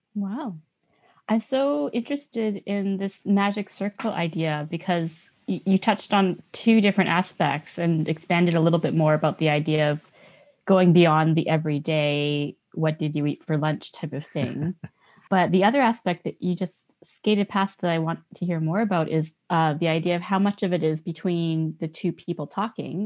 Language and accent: English; Canada; a Yonsei, as a fourth generation Japanese Canadian